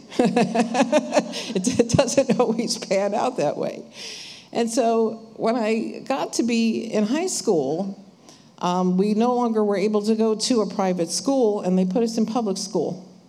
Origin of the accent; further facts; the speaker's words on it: New Jersey, United States; we're from New Jersey